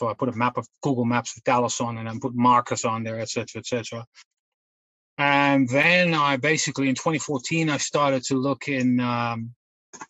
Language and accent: English; Netherlands; moved away as an adult; now in United Kingdom; I'm originally from the Netherlands, but I'm based in the UK for the last almost 30 years.